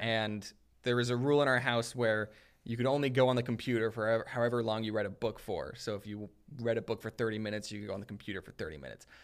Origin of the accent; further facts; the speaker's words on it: Arizona, United States; moved away as an adult; also born or lived in Utah; I grew up in Arizona